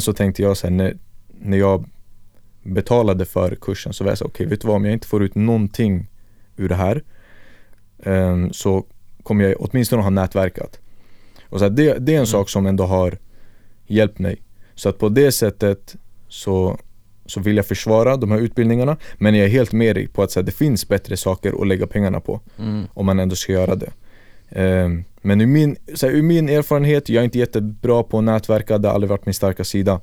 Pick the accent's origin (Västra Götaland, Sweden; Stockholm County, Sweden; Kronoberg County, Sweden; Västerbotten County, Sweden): Stockholm County, Sweden; Stockholm; född och uppvuxen här i Stockholm